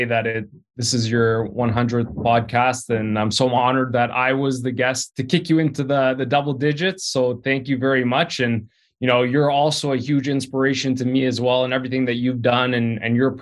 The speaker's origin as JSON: {"language": "English", "town": "Vaughan", "region": "Ontario", "country": "Canada", "tie": "born or raised there", "also_born_or_lived": "Toronto", "said": "grew up in Vaughan, which is on the outskirts of Toronto."}